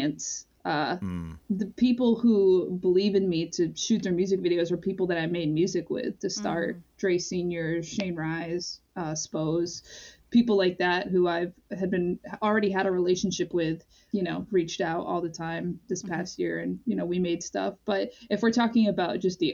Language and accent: English; Pine Point, Maine, United States; I grew up in Pine Point, partly because my parents were divorced, but my dad lived there